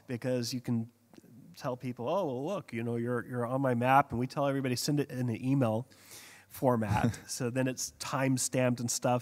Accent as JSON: {"language": "English", "country": "United States", "moved": "yes", "lives_now": "Hong Kong", "said": "being an American over there"}